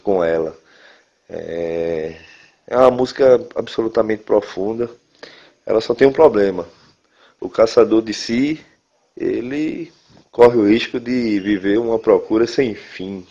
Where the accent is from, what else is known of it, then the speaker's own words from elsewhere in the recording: Brazil; a gente, como brasileiro